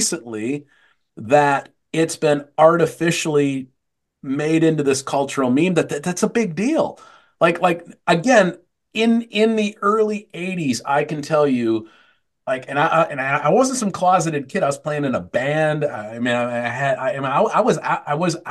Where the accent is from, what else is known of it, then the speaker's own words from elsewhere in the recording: Tempe, Arizona, United States; I grew up in Tempe, Arizona.